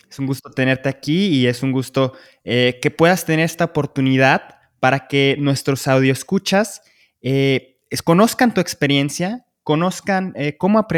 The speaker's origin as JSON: {"language": "Spanish", "town": "Guadalajara", "region": "Jalisco", "country": "Mexico", "said": "de Guadalajara, México"}